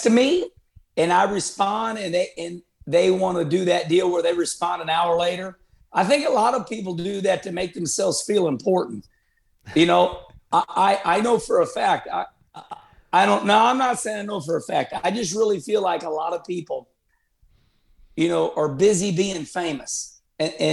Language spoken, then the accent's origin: English; Arnold, Missouri, United States; moved away; My hometown of Arnold, Missouri